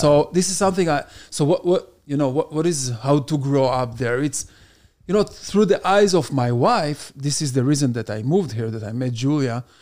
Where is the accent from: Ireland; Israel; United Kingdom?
Israel; first language Hebrew; English is a second language; moved away as an adult; now in United States; I came here almost six years ago, and I born and raised in Israel.